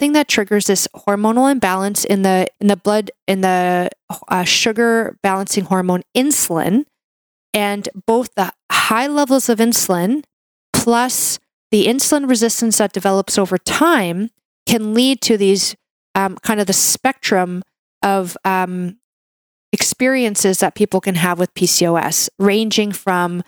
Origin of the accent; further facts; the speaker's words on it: Canada; I'm a Canadian medical doctor